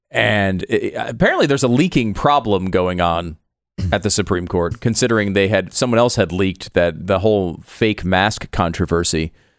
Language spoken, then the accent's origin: English; Tarrytown, New York, United States; Well, I was born in Tarrytown, New York.